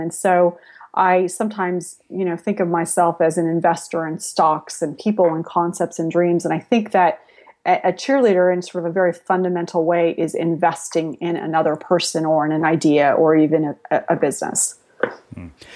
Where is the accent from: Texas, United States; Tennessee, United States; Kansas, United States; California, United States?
California, United States; San Jose; also born or lived in Spain / Latin America; I grew up on the West Coast. I grew up in San Jose before it was Silicon Valley